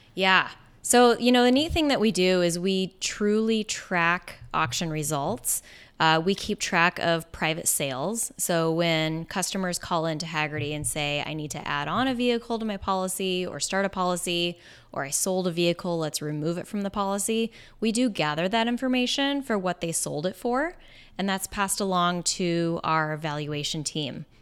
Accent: Bellingham, Washington, United States; I grew up in Bellingham, Washington

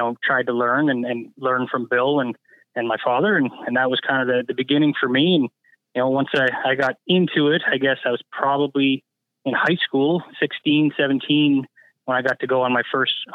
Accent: Niagara, Ontario, Canada; I'm originally from Niagara. That's where I grew up.

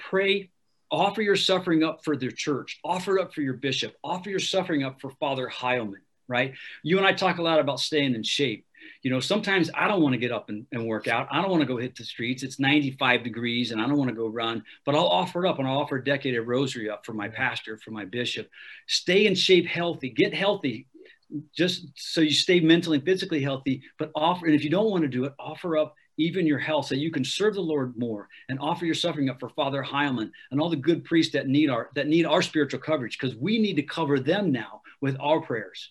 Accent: Ohio, United States; I'm a Yankee. I'm from Ohio

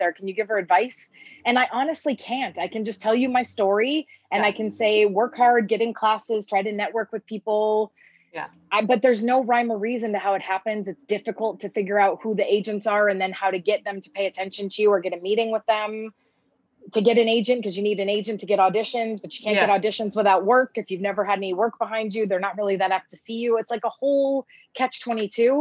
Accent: East Coast, United States; moved away as an adult; I'm from the East Coast

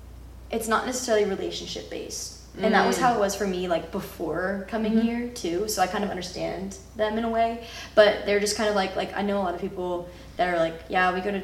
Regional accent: California, United States; moved away; so I'm from California, which is really close to the Mexican border.

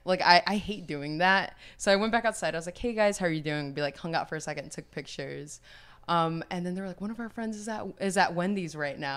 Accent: New York City, New York, United States; growing up in New York City

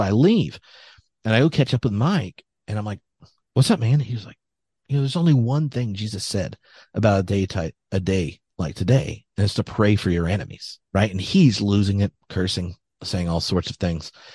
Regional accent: United States; me as an American

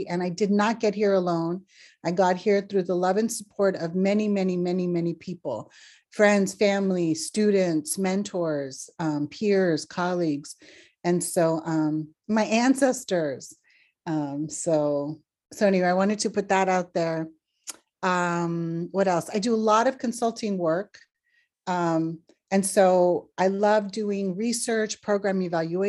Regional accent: Los Angeles, California, United States; I was born in Los Angeles and both my parents are from Northern Mexico.

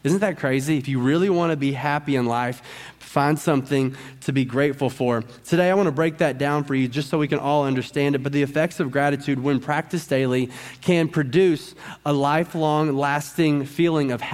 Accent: Arkansas, United States; I'm from Arkansas

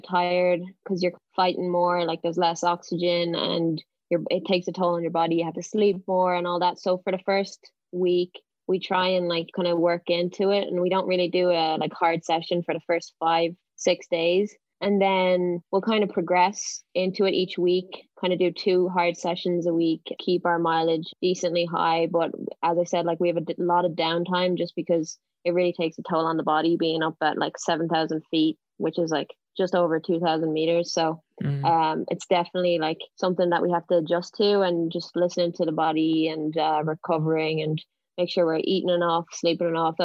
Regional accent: Dublin, Leinster, Ireland; now in Boston, United States; I'm originally from Dublin, but I train in Boston with Team New Balance Boston

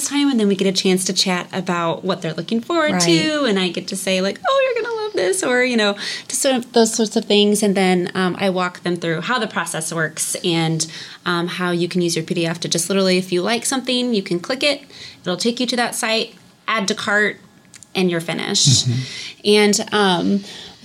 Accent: Midwest, United States; we are from the Midwest, and so we are not locals

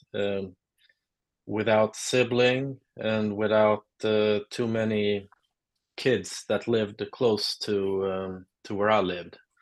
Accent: Lund, Skåne, Sweden; English is a second language; now in Stockholm, Sweden; I'm uh, from uh, a town called Lund in uh, South Sweden. I'm uh, based in Stockholm since many years, but I grew up in the South.

